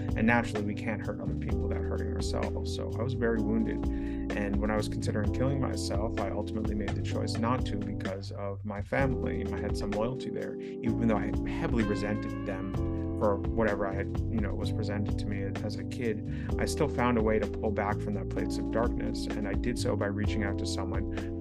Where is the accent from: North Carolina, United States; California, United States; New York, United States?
New York, United States; New York City; I grew up in New York City.